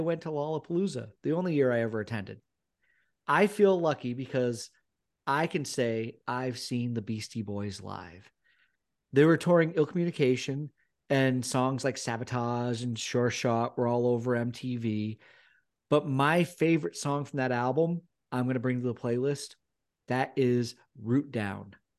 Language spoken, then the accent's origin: English; United States; moved away as an adult; now in United Kingdom; growing up in America